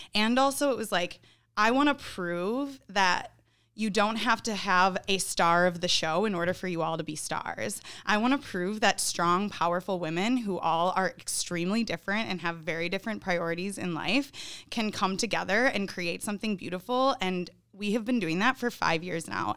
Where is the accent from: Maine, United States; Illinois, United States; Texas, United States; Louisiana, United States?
Illinois, United States; Northern; moved away as an adult; now in Milwaukee, United States; I grew up in Northern Illinois